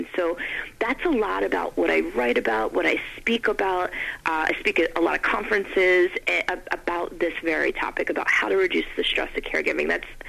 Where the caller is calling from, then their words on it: Maryland, United States; Maryland. Thanks, Nick.